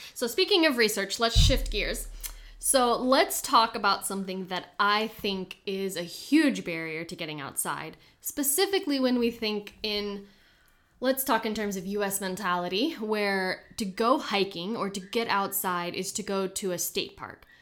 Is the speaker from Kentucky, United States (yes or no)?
yes; Kentucky, United States; moved away; also born or lived in Houston; growing up in Kentucky and being able to drive wherever I wanted